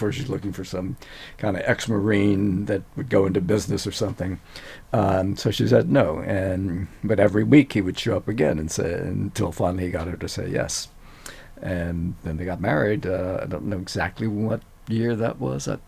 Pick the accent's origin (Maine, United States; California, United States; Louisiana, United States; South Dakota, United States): Louisiana, United States; Eunice; Eunice, Louisiana, {S2} uh, the heart of Cajun country, one of the focal points of Cajun music.